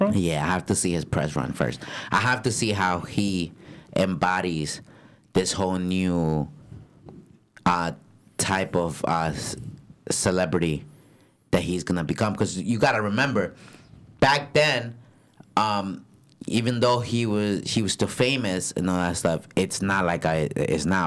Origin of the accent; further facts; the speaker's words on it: Paterson, New Jersey, United States; I'm from Patterson